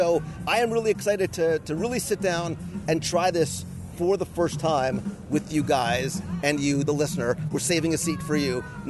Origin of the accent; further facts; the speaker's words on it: Northeast, United States; we come from the Northeast, too, so we're used to really good, fresh seafood